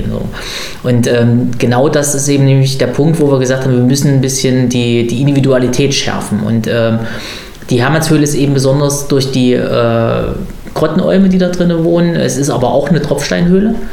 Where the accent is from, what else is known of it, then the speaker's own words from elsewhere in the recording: Berlin, Germany; Und wie macht man das dann natürlich als typischer Berliner?